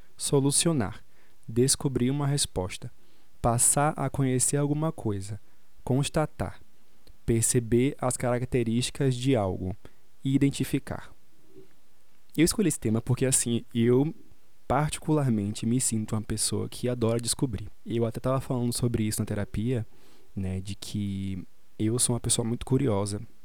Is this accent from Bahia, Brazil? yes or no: yes; Salvador, Bahia, Brazil; moved away as an adult; now in São Paulo, Brazil; eu sou de Salvador